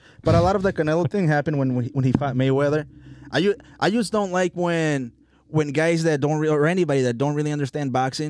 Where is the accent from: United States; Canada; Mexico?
Mexico; Tonalá, Jalisco; moved away; He's from my hometown. Shout out to Tonalá.